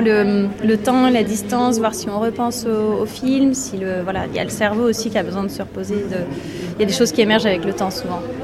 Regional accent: Brittany, France; je viens de Bretagne, du Morbihan

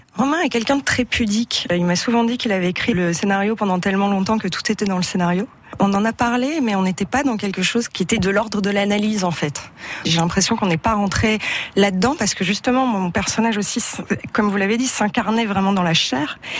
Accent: Belgium; en tant que Belge, j'avais des bases euh, effectivement euh, en néerlandais

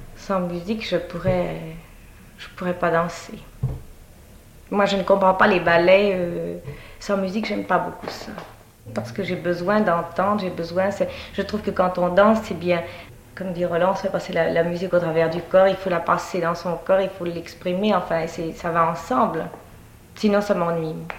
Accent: Paris, Île-de-France, France; je suis née à Paris

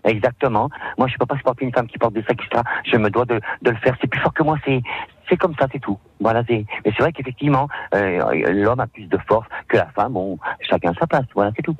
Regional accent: Lyon, Auvergne-Rhône-Alpes, France; quand j'étais jeune à Perrache, mon papa voulait pas que je reste en rien faire

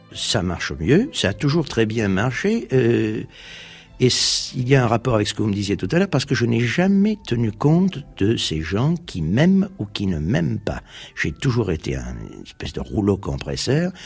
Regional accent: Marseille, Provence-Alpes-Côte d'Azur, France; also born or lived in Turkey; Je suis français, puisque je suis arrivé à l'âge de 4 ans à Marseille.

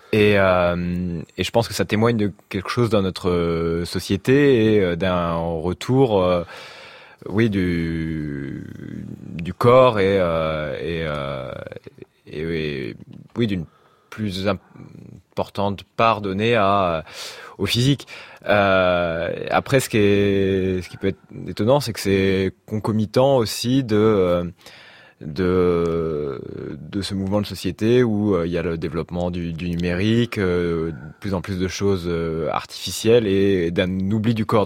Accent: Normandy, France; moved away; au lieu où j'ai grandi en Normandie

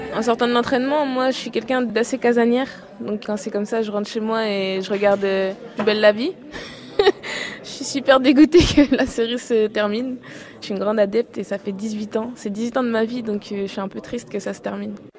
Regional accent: Brest, Brittany, France; je suis native de Brest

